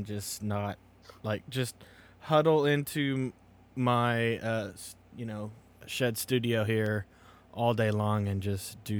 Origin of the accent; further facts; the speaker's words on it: Kentucky, United States; accent: Kentucky; my little Kentucky accent